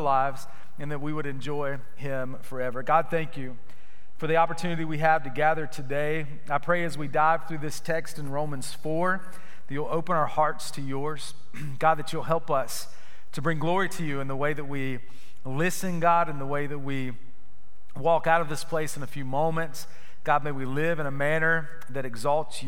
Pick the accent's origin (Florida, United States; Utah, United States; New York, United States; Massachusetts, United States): Florida, United States; Growing up in Florida